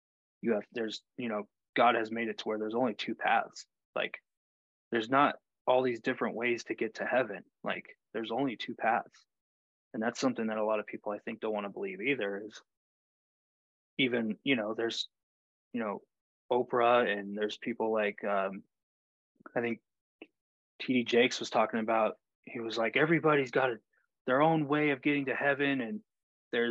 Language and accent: English; Texas, United States; when I grew up in the South, like in Texas